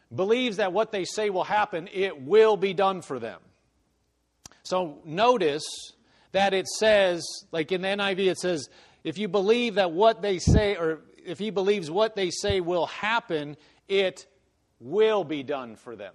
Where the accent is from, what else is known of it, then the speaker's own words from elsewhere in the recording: Omaha, Nebraska, United States; moved away; I came from Nebraska, but you know, I came from Omaha, so it's it's a city.